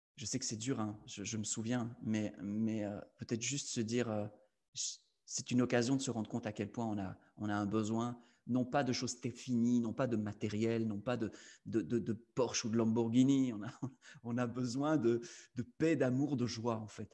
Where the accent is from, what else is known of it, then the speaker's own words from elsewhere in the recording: Belgium; Je suis belge